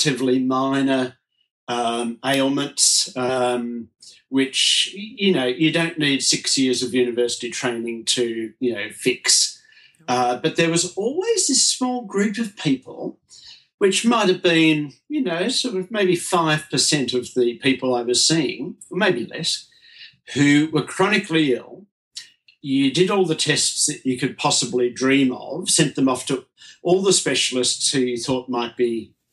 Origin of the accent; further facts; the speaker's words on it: Melbourne, Victoria, Australia; I was brought up here in Melbourne, Australia.